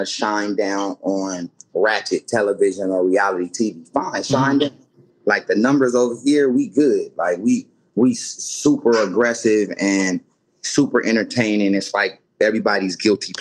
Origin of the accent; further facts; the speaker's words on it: Carson, California, United States; also born or lived in Mississippi; I'm from Carson